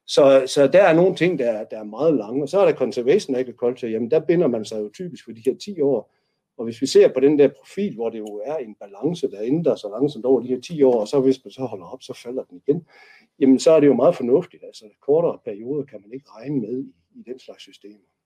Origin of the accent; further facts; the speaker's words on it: North Jutland, North Denmark Region, Denmark; nu er jeg jo nordjyde